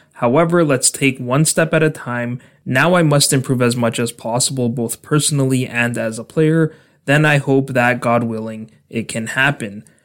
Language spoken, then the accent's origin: English; Canada; my home country of Canada